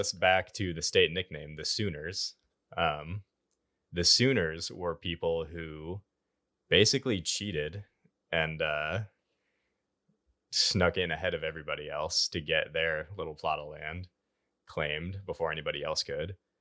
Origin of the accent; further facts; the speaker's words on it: Iowa, United States; now in Oklahoma, United States; I'm from Iowa